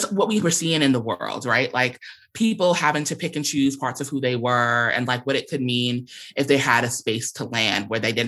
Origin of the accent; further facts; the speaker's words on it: New York, United States; I'm a New Yorker whose family comes from the South and from the Caribbean.